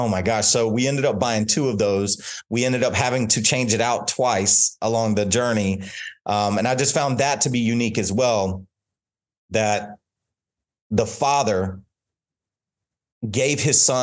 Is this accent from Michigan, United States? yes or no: no; North Carolina, United States; moved away; my hometown, North Carolina